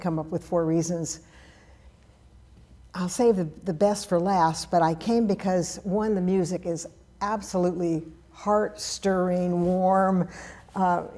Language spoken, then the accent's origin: English; Berkeley, California, United States; I was raised in the Berkeley Oakland Hills, beautiful piece of property that overlooked all of the Bay Area